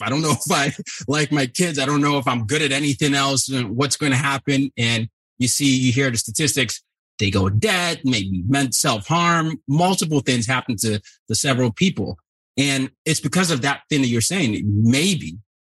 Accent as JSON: {"language": "English", "country": "Nigeria", "said": "I'm also from Nigeria"}